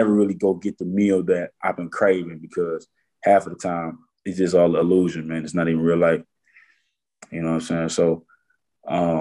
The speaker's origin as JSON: {"language": "English", "town": "Detroit", "region": "Michigan", "country": "United States", "said": "I come from Detroit, Michigan. I ain't have a silver spoon in my mouth when I was born"}